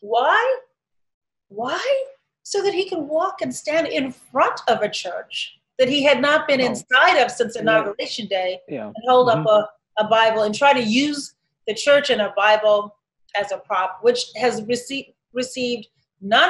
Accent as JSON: {"language": "English", "town": "Chicago", "region": "Illinois", "country": "United States", "tie": "born or raised there", "also_born_or_lived": "Shiraz, Iran", "said": "my hometown"}